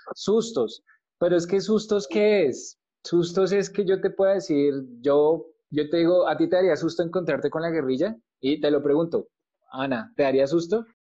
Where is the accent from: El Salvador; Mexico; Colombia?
Colombia; como colombiano